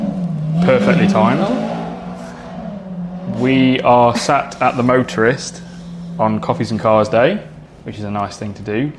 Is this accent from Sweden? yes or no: no; United Kingdom; I'm from like North Midlands